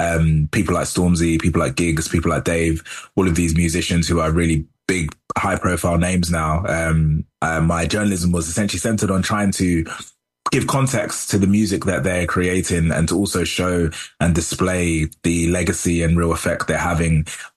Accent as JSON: {"language": "English", "region": "London", "country": "United Kingdom", "tie": "born or raised there", "said": "I grew up in South London"}